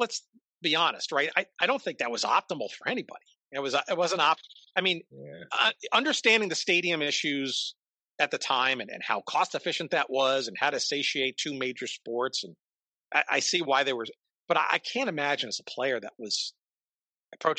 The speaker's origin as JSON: {"language": "English", "region": "Northern New Jersey", "country": "United States", "tie": "born or raised there", "said": "growing up in Northern New Jersey"}